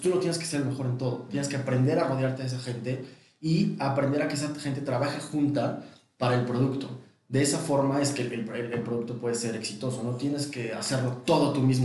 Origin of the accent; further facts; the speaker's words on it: Mexico; also born or lived in London; como mexicano